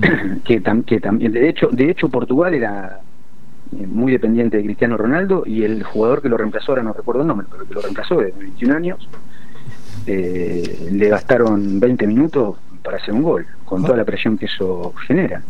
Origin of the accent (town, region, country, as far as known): Argentina; now in United Arab Emirates